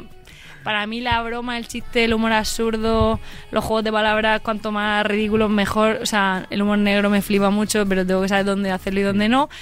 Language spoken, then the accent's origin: Spanish; Molina de Segura, Region of Murcia, Spain; accent: murciano; Yo soy de Molina de Segura